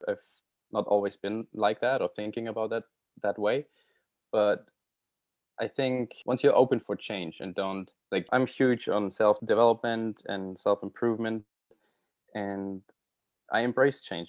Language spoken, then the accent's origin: English; Germany; first language German; English is a second language; moved away as an adult; now in Vancouver, Canada; going back to Germany, obviously, I look forward to seeing my family and friends